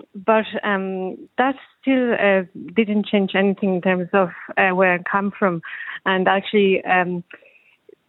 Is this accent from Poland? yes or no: yes; Poland; now in Ireland; I'm still from Poland